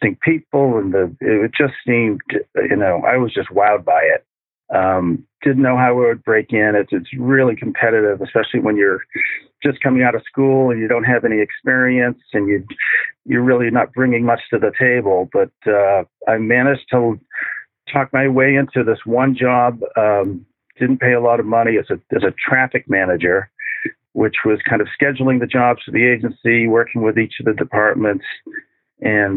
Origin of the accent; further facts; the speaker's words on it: Randolph, Massachusetts, United States; My first job was at a kosher deli catering restaurant in my hometown in Randolph, Mass., which is a south shore of Boston.